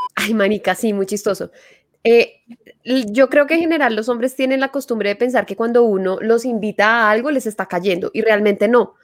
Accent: Paisa region, Antioquia, Colombia; accent: paisa; yo utilizo mucho mi acento paisa

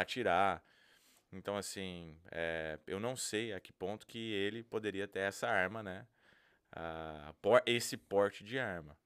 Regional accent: Brazil; now in Massachusetts, United States; eu sou brasileiro

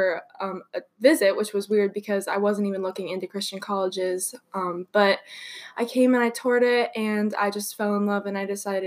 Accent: Cincinnati, Ohio, United States; moved away as an adult; I'm originally from Cincinnati

